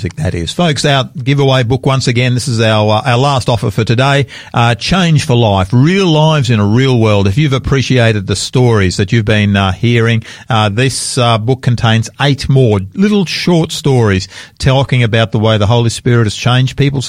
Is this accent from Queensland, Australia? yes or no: no; Sydney, New South Wales, Australia; moved away as an adult; now in Adelaide, Australia; I'm a Sydney boy. I grew up in Sydney. My first 18 years were spent in the western suburbs of Sydney